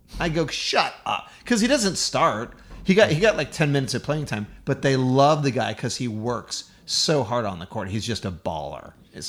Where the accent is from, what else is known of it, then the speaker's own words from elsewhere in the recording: Texas, United States; I'm a Texan.